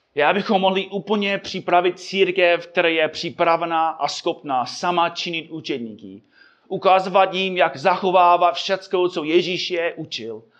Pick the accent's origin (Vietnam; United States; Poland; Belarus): United States; Czech is a second language; moved away; Já jako Američan